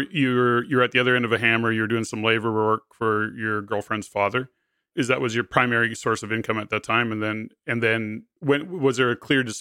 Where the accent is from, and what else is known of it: Hammond, Ontario, Canada; born or raised there; now in Ottawa, Canada